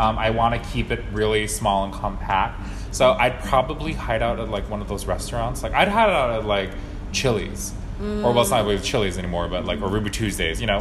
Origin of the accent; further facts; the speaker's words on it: Guam; we are from Guam.